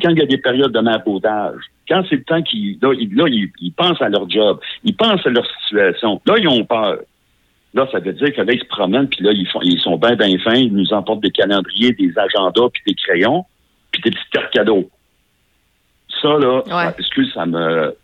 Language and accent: French; Beauce, Quebec, Canada; je viens de la Beauce